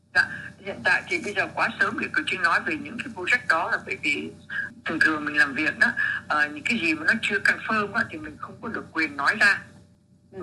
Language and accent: Vietnamese; Vietnam; mình là người Việt Nam